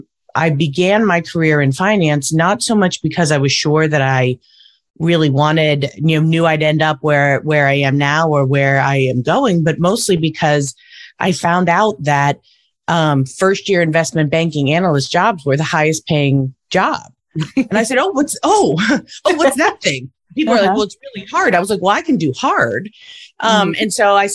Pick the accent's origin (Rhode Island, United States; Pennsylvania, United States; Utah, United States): Pennsylvania, United States; Pittsburgh; I'm from Pittsburgh originally.